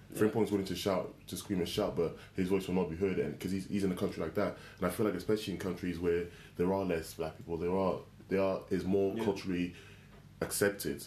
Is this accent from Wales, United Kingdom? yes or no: yes; Wales, United Kingdom; I grew up in Wales